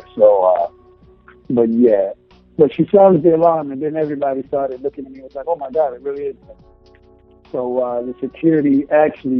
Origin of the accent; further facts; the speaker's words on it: Chicago, Illinois, United States; moved away as an adult; now in California, United States; go back to my home state of Chicago